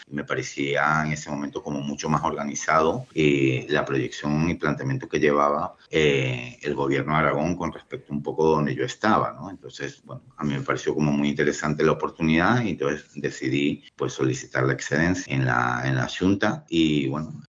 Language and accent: Spanish; Venezuela; moved away as an adult; also born or lived in Spain / Galicia / Cantabria / Chile; yo nací en Venezuela, soy hijo de migrantes, estudié allí la carrera de Ingeniería Civil